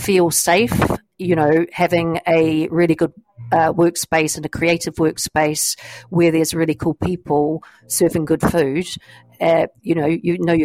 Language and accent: English; New Zealand; also born or lived in New York, United States / Nashville, United States / Belsize, England; now in St Albans, United Kingdom; I am a Kiwi, but I came to St Albans via the United States.